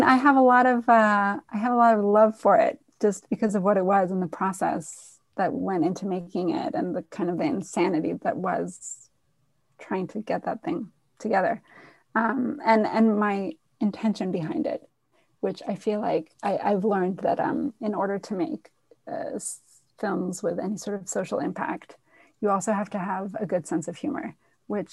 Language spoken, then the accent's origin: English; Israel; now in New York, United States; I'm from Israel originally